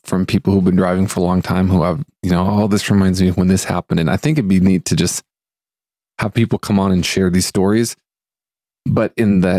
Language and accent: English; Fairfield, Montana, United States; moved away; also born or lived in Lewistown, Montana; we grew up in Fairfield